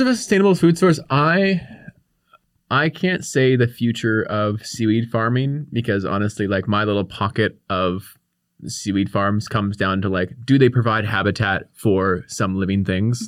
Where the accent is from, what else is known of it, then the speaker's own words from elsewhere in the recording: Victoria, British Columbia, Canada; I grew up here on the Kwongan territory in, in Victoria